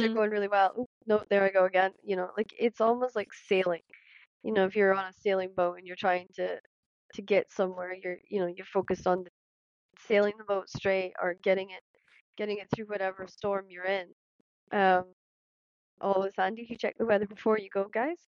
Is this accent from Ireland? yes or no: no; Scotland, United Kingdom